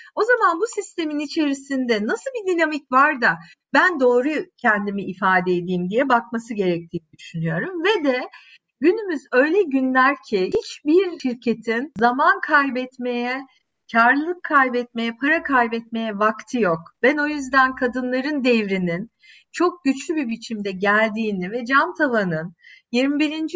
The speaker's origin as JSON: {"language": "Turkish", "region": "Adana", "country": "Turkey", "tie": "born or raised there", "also_born_or_lived": "Istanbul", "moved": "as an adult", "said": "ben yaşamışım Adana'da 3 temel büyük caddenin üstünde e, gelmişim İstanbul'a"}